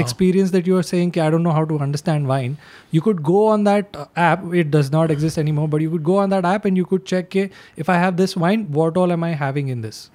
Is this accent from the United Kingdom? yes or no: no; Gujarat, India; I come from Gujarat